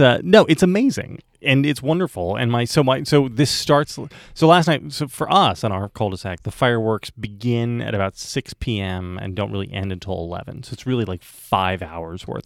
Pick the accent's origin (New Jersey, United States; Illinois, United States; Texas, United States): New Jersey, United States; now in Virginia, United States; where Vic and I grew up in New Jersey